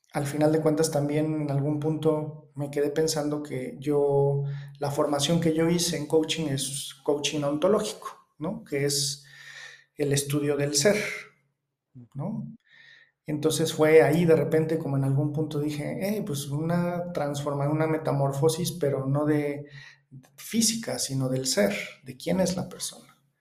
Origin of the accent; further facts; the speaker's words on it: Mexico; vivo en México, soy mexicano.